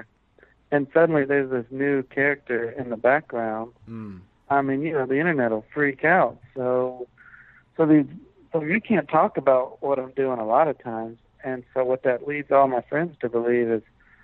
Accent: Aiken, South Carolina, United States; also born or lived in Augusta, Georgia; when I was growing up in Aiken, there was no film presence of any kind

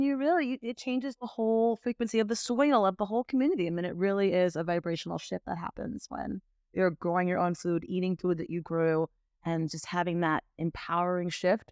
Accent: Miami, Florida, United States; growing up in Miami

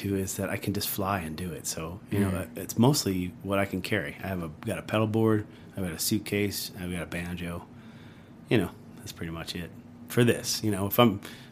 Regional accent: Long Island, New York, United States; moved away as an adult; now in Asheville, United States; I grew up in Long Island, which is a very unique place.

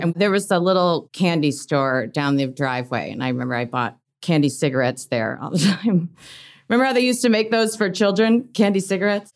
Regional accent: Oak Park, Illinois, United States; I grew up in Oak Park

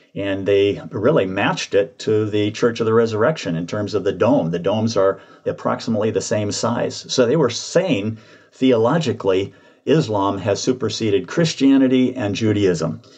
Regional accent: Dublin, Georgia, United States; moved away; also born or lived in Portland, Oregon; I was born in Dublin, Georgia

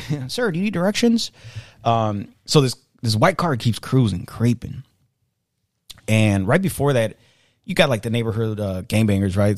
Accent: Chicago, Illinois, United States; also born or lived in Mexico; I actually also grew up, uh, in the city, but I grew up in the south side.

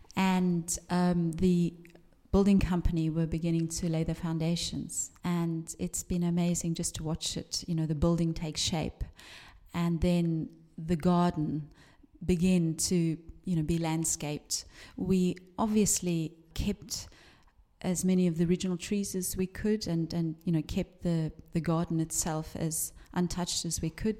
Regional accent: Cape Town, Western Cape, South Africa; also born or lived in London / East Anglia; now in Liverpool, United Kingdom; I grew up in South Africa

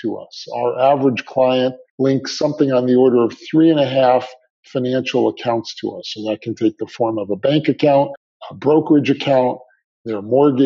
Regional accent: New Jersey, United States; I grew up right outside of New York and New Jersey

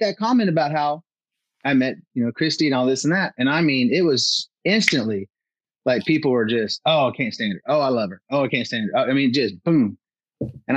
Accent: Northeast Oklahoma, United States; a kid growing up in Northeast Oklahoma

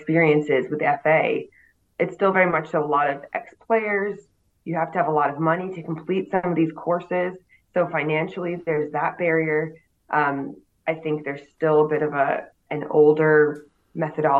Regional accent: United States; moved away as an adult; now in United Kingdom; as an American

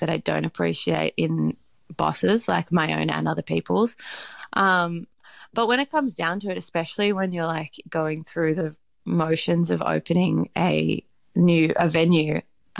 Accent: Australia; because I know also, like, from being Australian, knowing what a pub is

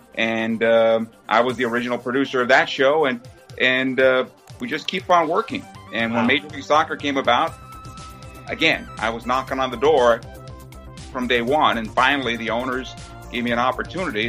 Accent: San Diego, California, United States; San Diego, my hometown

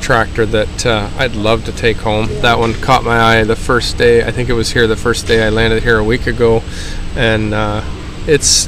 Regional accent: Glencoe, Ontario, Canada; I'm from Glencoe, Ontario, Canada

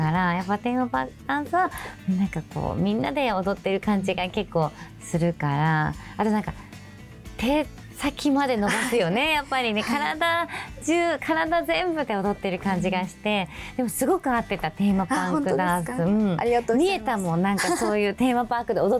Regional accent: Sapporo, Hokkaido, Japan; 札幌出身の十七歳高校三年生です

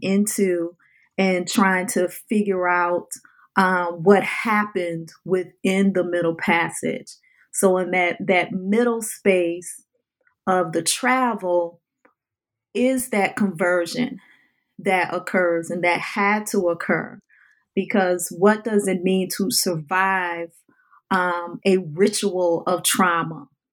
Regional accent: New Orleans, Louisiana, United States; I lived a life growing up in the New Orleans area

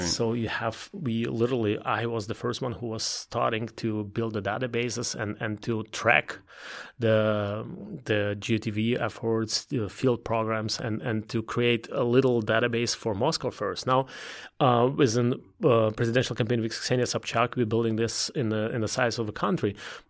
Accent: Belarus; English is a second language; also born or lived in Ukraine / Russia / Germany; now in United States; It's one is Eastern Europe, because I was born there. Mm-hmm. I was born in Belarus. I was growing up in Ukraine, in Belarus, in Russia at the same time. So I'm at home there.

